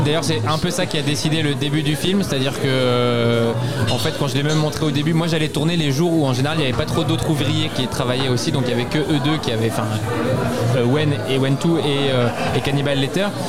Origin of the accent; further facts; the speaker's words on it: Brest, Brittany, France; now in Aubervilliers, France; moi je suis brestois mais j'habite à Paris.